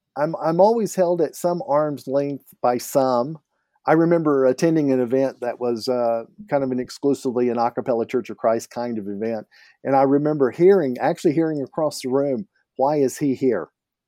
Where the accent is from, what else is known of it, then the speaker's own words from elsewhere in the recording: Canada; And as a Canadian, I need to point out this is Tim's.